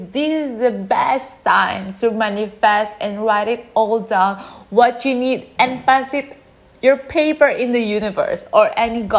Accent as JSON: {"language": "English", "country": "Philippines", "moved": "yes", "lives_now": "Chiang Mai, Thailand", "said": "I'm from the Philippines and I'm currently living in Chiang Mai."}